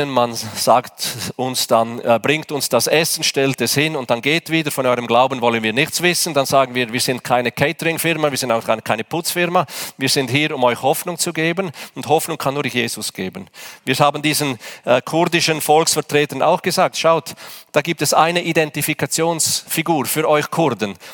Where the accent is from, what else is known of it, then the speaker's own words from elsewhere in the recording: Switzerland; Da sagen wir, ich bin Schweizer, hier geht alles nach Ordnung.